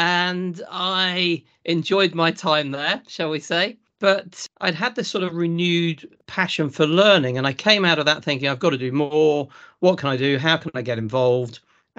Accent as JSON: {"language": "English", "region": "East Midlands", "country": "United Kingdom", "tie": "born or raised there", "said": "So my background, I'm from Lincolnshire, South Lincolnshire, between Boston and Spalding. So I grew up on a family farming business, and we were specialising in vegetables, but the thing that was making the money was potatoes."}